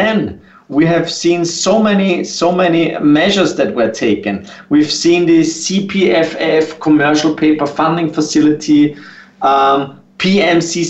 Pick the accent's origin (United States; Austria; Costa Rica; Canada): Austria; I'm not only from Austria